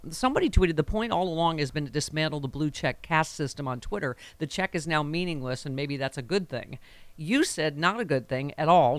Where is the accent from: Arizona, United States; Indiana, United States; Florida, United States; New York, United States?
New York, United States; Buffalo; Buffalo, my hometown